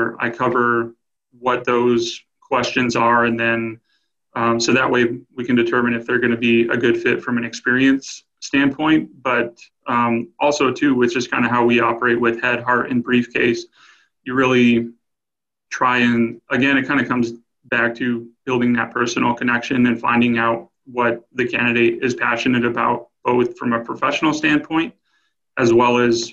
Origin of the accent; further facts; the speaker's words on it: New Mexico, United States; I grew up in New Mexico